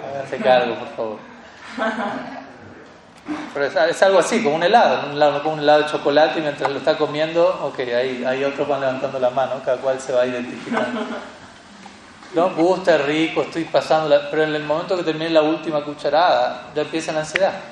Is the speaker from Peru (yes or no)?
no; Colombia; Yo soy, soy colombiano